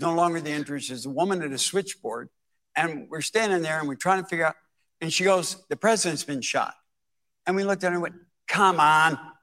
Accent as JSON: {"language": "English", "town": "Dallas", "region": "Texas", "country": "United States", "tie": "born or raised there", "said": "I grew up in Dallas"}